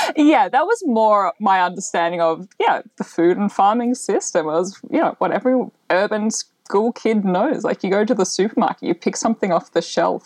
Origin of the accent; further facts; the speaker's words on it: Melbourne, Victoria, Australia; I grew up in Melbourne. So I had quite a, an urban upbringing